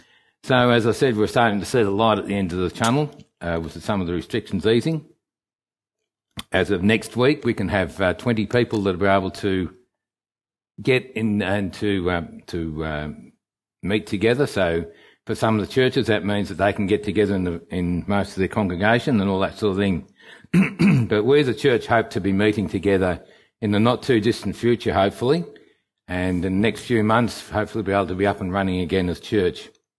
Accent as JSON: {"language": "English", "region": "England", "country": "United Kingdom", "moved": "yes", "lives_now": "Australia", "said": "I come from England, and on the 31st of May 1963"}